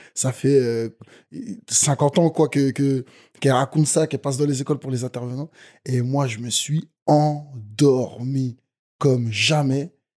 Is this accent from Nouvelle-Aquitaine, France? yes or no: no; Nantes, Pays de la Loire, France; j'ai fait du golf quand j'étais petit en EPS à Nantes en CM1 et CM2